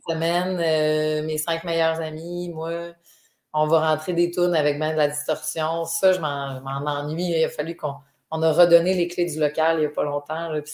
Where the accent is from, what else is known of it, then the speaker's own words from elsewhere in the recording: Dolbeau-Mistassini, Quebec, Canada; moved away; je viens de Dolbeau, là, je viens, de loin